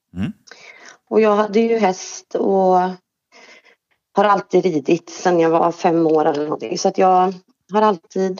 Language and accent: Swedish; Trollhättan, Västra Götaland, Sweden; also born or lived in Östersund; Jag är född i Östersund, uppvuxen i Trollhättan